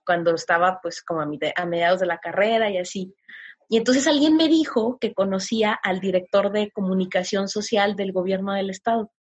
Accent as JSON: {"language": "Spanish", "town": "Tepic", "region": "Nayarit", "country": "Mexico"}